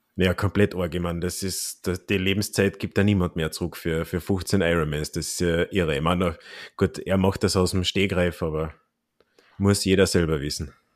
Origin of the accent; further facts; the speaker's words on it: Klagenfurt, Carinthia, Austria; mein Heimatort Klagenfurt